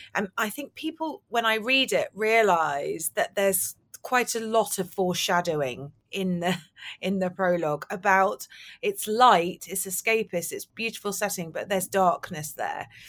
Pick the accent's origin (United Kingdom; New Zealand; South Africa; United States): United Kingdom; London; I grew up in London